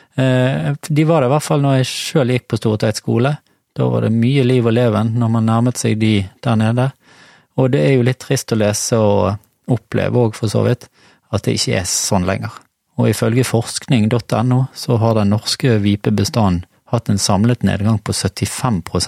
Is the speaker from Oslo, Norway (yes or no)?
no; Bergen, Vestland, Norway; jeg vokste jo opp i Stamerbakken